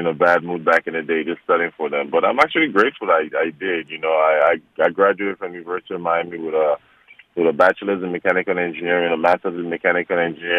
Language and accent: English; Nigeria; moved away; growing up in Nigeria, you know, your parents don't care about sports